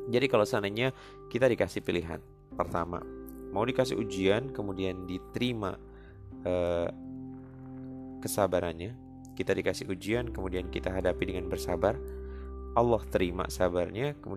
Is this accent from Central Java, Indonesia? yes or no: yes; Central Java, Indonesia; gue kebetulan aslinya dari Jawa Tengah, gue asli dari kota Ngapak.